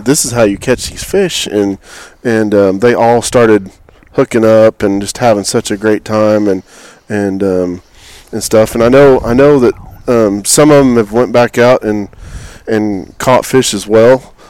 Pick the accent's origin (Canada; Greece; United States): United States; Oklahoma; moved away as an adult; also born or lived in Texas; now in Houston, United States; I'm from Oklahoma. It will always be my home